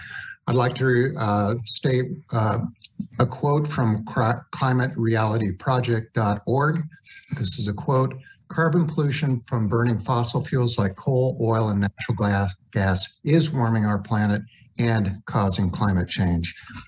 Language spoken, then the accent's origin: English; Johnson County, Kansas, United States; moved away as an adult; now in El Dorado Hills, United States; I was born and raised in Johnson County and lived there and raised my family for over 40 years.